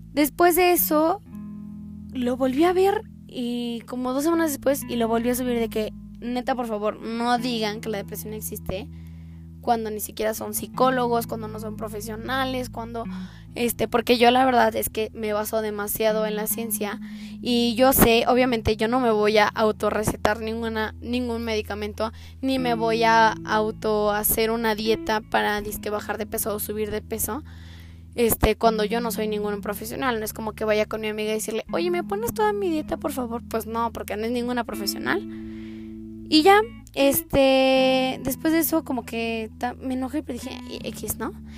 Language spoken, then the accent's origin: Spanish; Aguascalientes, Mexico; yo soy de Aguascalientes